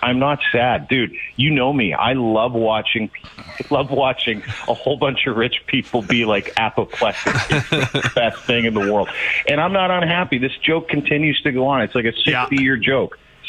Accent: St. Paul, Alberta, Canada; I was an Oilers fan growing up in St. Paul, Alberta

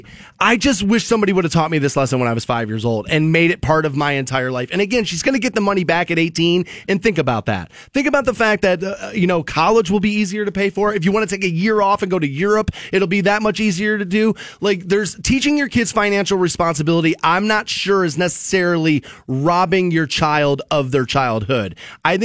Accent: Aurora, Ohio, United States; Like my dad, my mom, and I grew up in Aurora Shores.

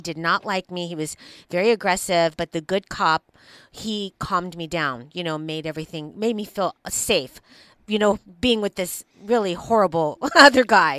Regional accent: Los Angeles, California, United States; I'm not from East LA, but I'm definitely from the East Side

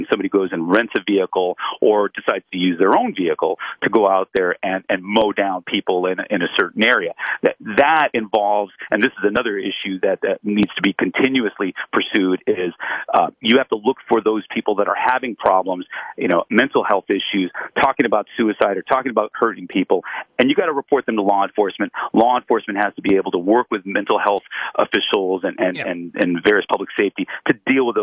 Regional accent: Los Angeles, California, United States; I'm from Los Angeles. I'm here right now.

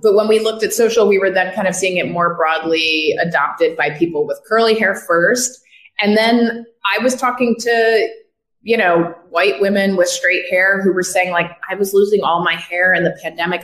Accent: Westchester, New York, United States; also born or lived in Brooklyn, New York; I grew up in the yeah. Westchester. Grew up in the Burbs.

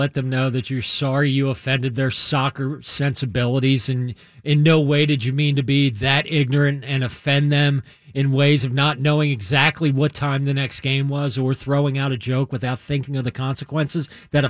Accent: United States; I'm an American.

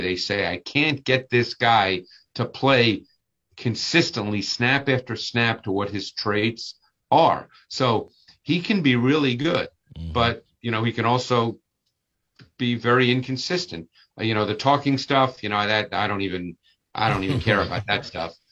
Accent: Northeast, United States; I grew up in the Northeast

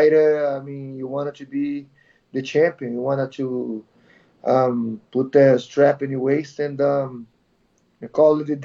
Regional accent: Brazil; moved away as an adult; also born or lived in California; now in Connecticut, United States; Brazil, Sobralia, my hometown.

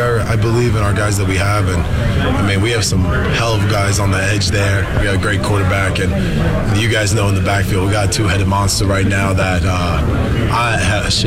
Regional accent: Florida, United States; also born or lived in North Jersey / Regina; now in Toronto, Canada; I was born in North Jersey and I was raised in Florida

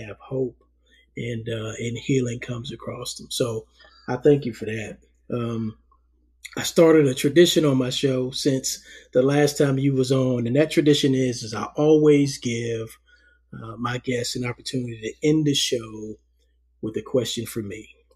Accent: New York City, New York, United States; moved away; First 10 years of my life, you know, I was born in Harlem, New York, lived in Harlem with my parents and my older brother

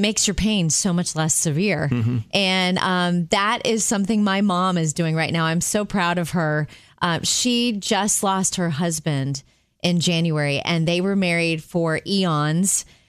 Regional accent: Jupiter, Florida, United States; moved away; we grew up in Jupiter, Florida. That's where my mom still lives, in the house I grew up in.

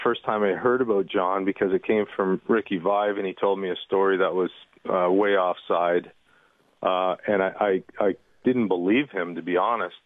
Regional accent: Toronto, Ontario, Canada; born and raised in Toronto

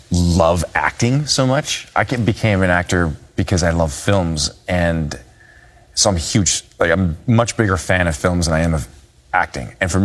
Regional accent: Minnesota, United States; moved away as an adult; now in Los Angeles, United States; growing up in Minnesota, you have to have a sense of humor. But when I moved to LA and pursued films

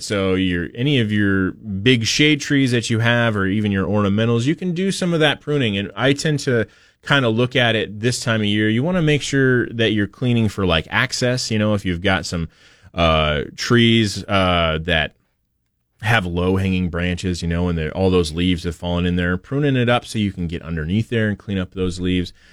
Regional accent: Portland, United States; my parents had growing up in Portland

